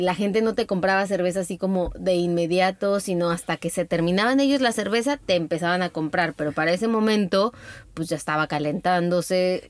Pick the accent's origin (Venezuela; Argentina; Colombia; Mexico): Mexico; entre mexicanos